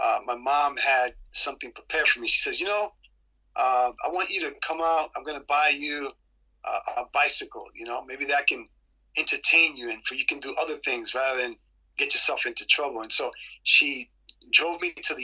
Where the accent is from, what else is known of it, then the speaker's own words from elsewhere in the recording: New York City, New York, United States; I was raised in Queens